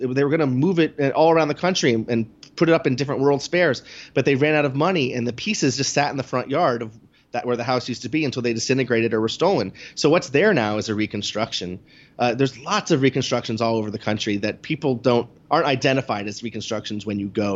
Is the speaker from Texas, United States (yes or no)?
no; New York City, New York, United States; as a New Yorker